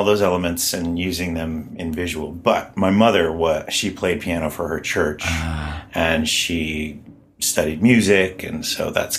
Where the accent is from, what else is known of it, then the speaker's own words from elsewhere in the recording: Baltimore, Maryland, United States; Baltimore, Maryland. A weird town too, and I'm actually trying to write a script like based on all the weirdness sort of like of my childhood and of growing up there